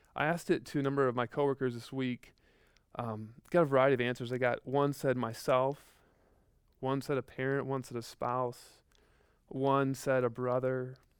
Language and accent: English; Midwest, United States; growing up in the Midwest, like, like, just tornadoes